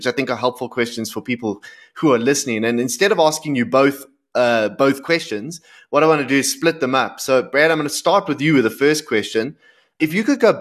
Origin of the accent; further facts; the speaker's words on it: South Africa; as a South African